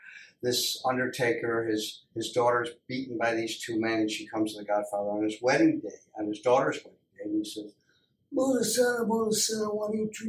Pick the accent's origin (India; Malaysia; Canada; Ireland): Ireland; Being from Ireland, I have that natural ear for my home country coming from Ireland.